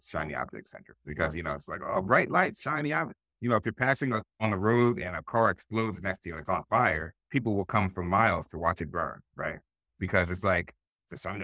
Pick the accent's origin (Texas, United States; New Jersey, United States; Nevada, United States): New Jersey, United States; Willingboro; we grew up in Willingboro, New Jersey